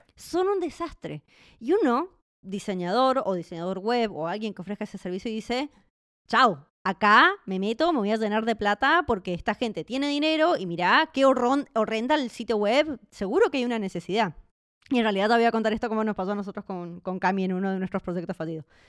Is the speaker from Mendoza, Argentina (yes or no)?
yes; Mendoza, Argentina; moved away as an adult; also born or lived in Buenos Aires; now in Czech Republic; Yo en realidad nací en Buenos Aires y después me mudé a Mendoza